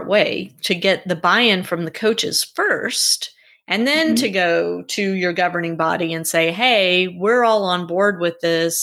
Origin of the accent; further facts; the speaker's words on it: Louisiana, United States; now in Georgia, United States; what I'm used to in Georgia and what I grew up with in Louisiana